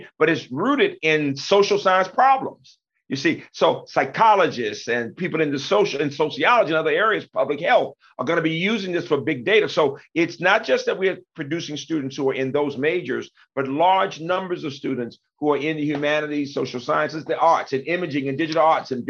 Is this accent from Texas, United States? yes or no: no; Birmingham, Alabama, United States; now in Maryland, United States; When I was growing up in Birmingham